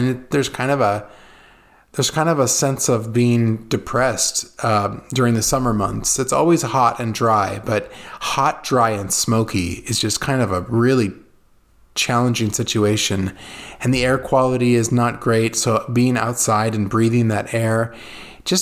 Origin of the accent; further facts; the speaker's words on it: California, United States; moved away as an adult; now in Italy; growing up in California